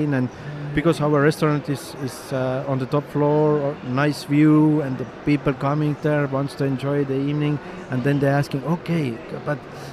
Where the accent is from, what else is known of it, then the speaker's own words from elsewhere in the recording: Saare County, Estonia; English is a second language; I grew up, I come from in the biggest island in Estonia called Saaremaa